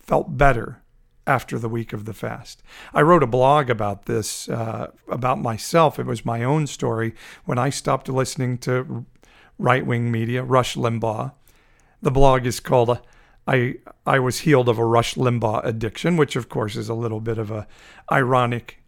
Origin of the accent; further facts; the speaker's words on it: Fresno, California, United States; CSU Fresno, here in my hometown of Fresno, California